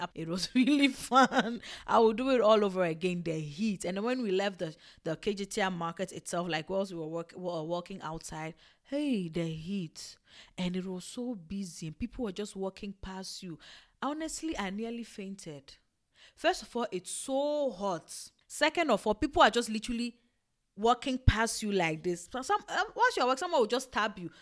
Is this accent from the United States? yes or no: no; Togo; I'm not Ewe from Ghana, I'm Ewe from Togo, like, I'm actually Togolese